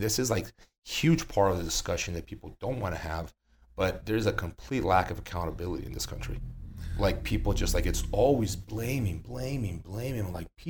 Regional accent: Brazil; moved away; I came from Brazil. I moved from Brazil in 2008.

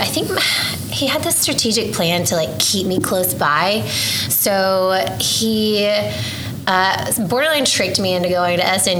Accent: Oklahoma, United States; Well, I was born and raised here in Oklahoma. I grew up actually living on the same two streets my entire life, Rockwell and Council.

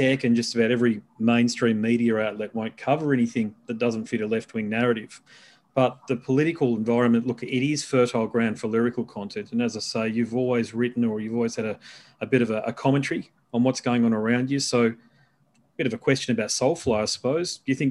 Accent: Australia; as an Aussie

